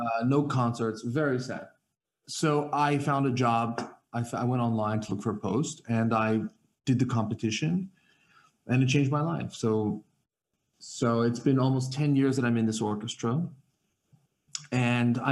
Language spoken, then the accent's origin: English; New York City, New York, United States; moved away as an adult; also born or lived in Netherlands; now in Belgium; I'm from New York City, and in New York, my mother and father both really love music. So they started us quite young.